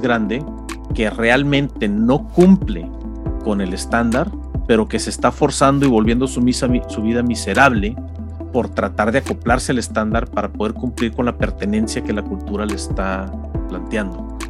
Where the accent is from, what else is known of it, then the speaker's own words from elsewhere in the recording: Mexico; como mexicano